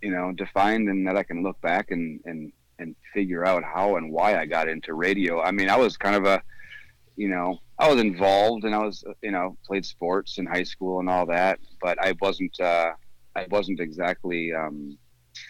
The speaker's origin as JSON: {"language": "English", "town": "St. Paul", "region": "Minnesota", "country": "United States", "tie": "born or raised there", "also_born_or_lived": "Eagan", "said": "I'm a St. Paul kid, really, all the way through. I lived in McAllister, Groveland area from the time I was 2 till I think 14"}